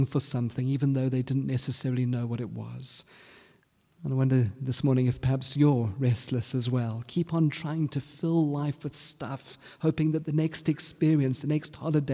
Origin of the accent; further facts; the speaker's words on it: South Africa; first language English; moved away; When I came out of high school, I wasn't quite sure exactly what I wanted to do, and the South African government had a wonderful program for those who didn't know what to do. It was called the Defence Force.